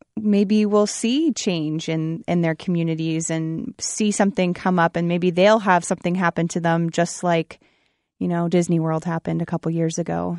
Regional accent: Brussels, Ontario, Canada; born or raised there

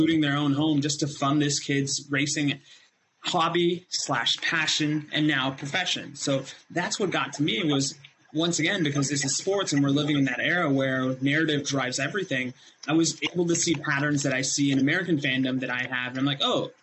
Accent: India; moved away; when I was raised in India, my uncle and probably the family member closest to me in age decided that his nephew should be able to say the ABCs

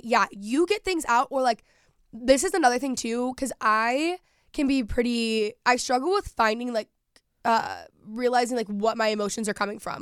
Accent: Texas, United States; moved away; growing up in Texas, people just work and work ethic there is very different.

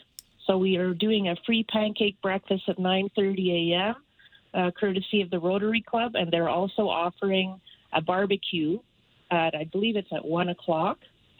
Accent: Canada; It's, when I say our, I'm talking as a Canadian.

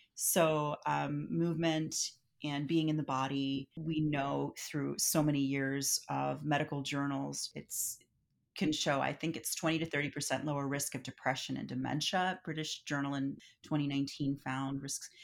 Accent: Philadelphia, Pennsylvania, United States; now in San Francisco, United States; I'm from Philadelphia

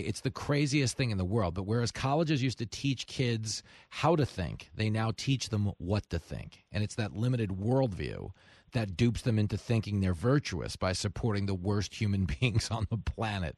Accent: Levittown, New York, United States; growing up in Levittown

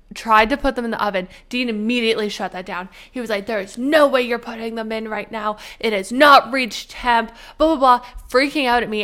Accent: Canada; moved away; we will be going to our homeland. The Canadians are going back.

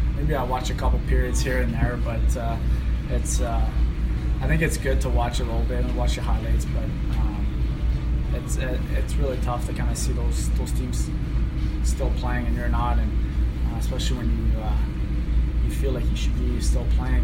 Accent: Hearst, Ontario, Canada; moved away; my hometown back home

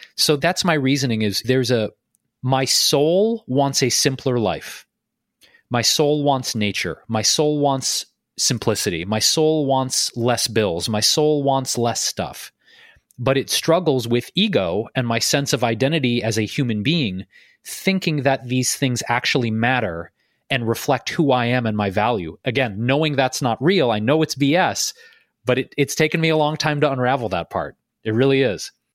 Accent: Detroit, Michigan, United States; I'm also a Midwesterner, by the way, Meredith. I, I grew up in Detroit

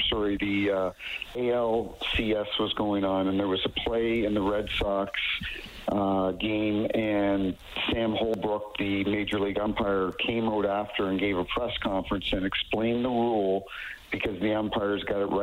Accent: New Brunswick, Canada; now in St. Louis, United States; I grew up in New Brunswick, and I live in St. Louis now

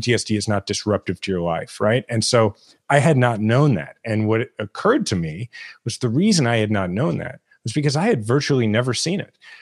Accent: Kansas City, Missouri, United States; my hometown in Kansas City

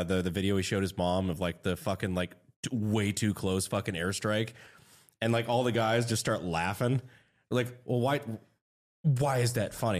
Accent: Fayetteville, North Carolina, United States; I grew up in Fayetteville, so that was kind of a combat zone.

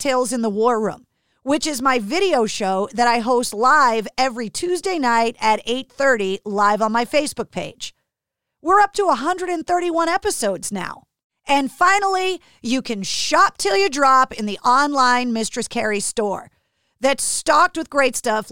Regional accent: Boston, Massachusetts, United States; We are both from Boston.

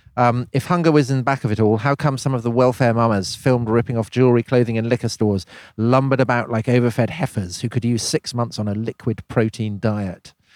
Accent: Wiltshire, South West England, United Kingdom; I was growing up in Wiltshire

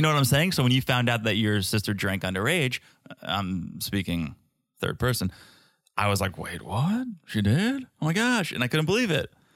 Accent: United States; as an American

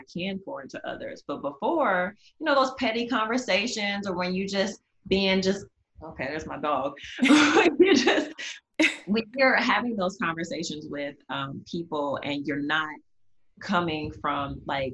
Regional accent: Nebraska, United States; also born or lived in Dallas, Texas; I moved away from Dallas. My parents moved us back to Nebraska, so I ended up going to like an all girls Catholic school in Nebraska

